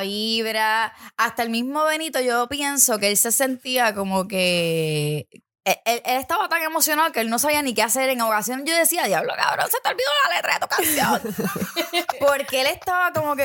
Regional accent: San Juan, Puerto Rico; tengo estas amistades, somos de Santurce

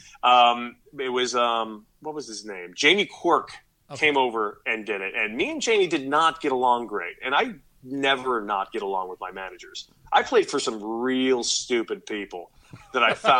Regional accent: Los Angeles, California, United States; I'm a kid from LA.

